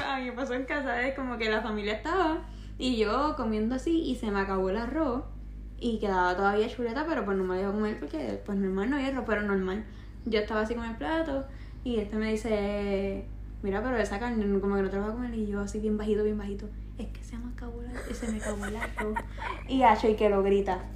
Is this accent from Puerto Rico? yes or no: yes; Puerto Rico; nosotros como puertorriqueños